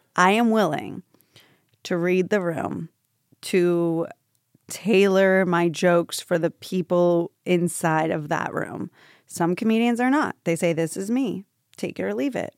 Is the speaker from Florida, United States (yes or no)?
yes; Tampa, Florida, United States; now in New York, United States; I grew up in Tampa, Florida